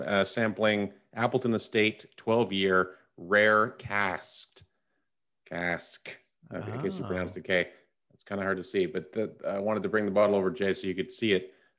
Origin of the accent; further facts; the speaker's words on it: Canada; No, you know, being a Canadian, I really don't care about U.S. politics or have any of that type of depth of knowledge.